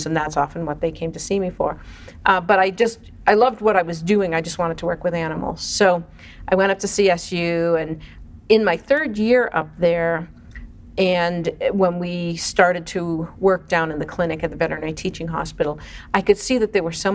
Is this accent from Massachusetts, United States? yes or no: yes; Boston, Massachusetts, United States; I grew up in Boston